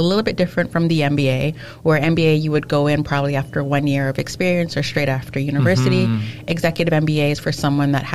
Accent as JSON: {"language": "English", "country": "Canada", "tie": "born or raised there", "also_born_or_lived": "England / France", "said": "born and raised in Canada"}